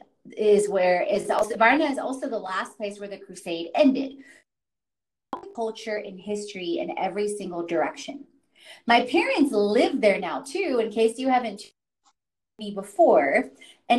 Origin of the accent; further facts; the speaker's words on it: Houston, Texas, United States; also born or lived in Katowice, Poland / North Carolina; I grew up in Houston, Texas